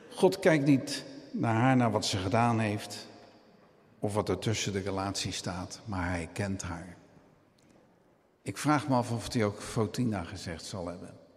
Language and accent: Dutch; Rotterdam, South Holland, Netherlands; ik ben Rotterdammer